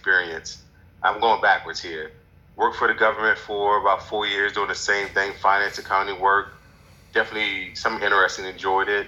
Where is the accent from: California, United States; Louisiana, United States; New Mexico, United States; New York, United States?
Louisiana, United States; New Orleans; moved away as an adult; also born or lived in Atlanta, Georgia; now in DC area, United States; born and raised in New Orleans.